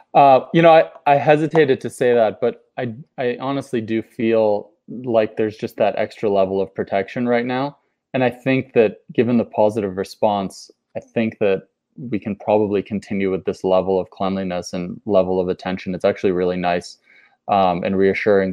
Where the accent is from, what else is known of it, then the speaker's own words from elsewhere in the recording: Boston, Massachusetts, United States; moved away; I have my family in Boston. I grew up in Boston